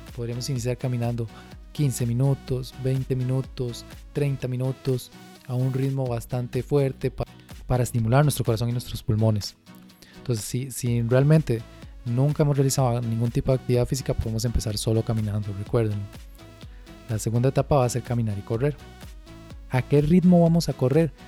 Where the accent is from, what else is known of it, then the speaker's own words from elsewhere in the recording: Costa Rica; nosotros aquí en Costa Rica tenemos un clima muy húmedo